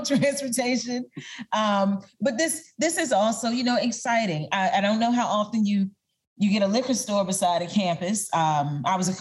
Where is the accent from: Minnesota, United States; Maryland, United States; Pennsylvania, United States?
Maryland, United States; moved away; I recently moved back to Maryland, my hometown.